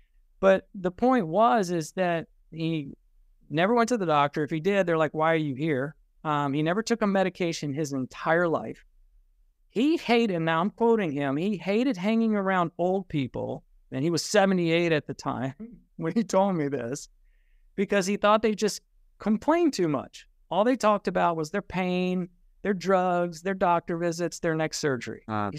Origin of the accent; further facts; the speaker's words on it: Richmond, Virginia, United States; also born or lived in Germany; I was actually born in Germany, and then I was raised in Richmond, Virginia. And forgive me for that.